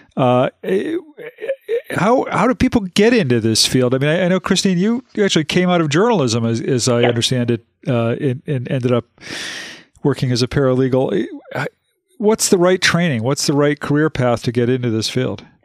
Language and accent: English; Western Massachusetts, United States; I grew up in Western Massachusetts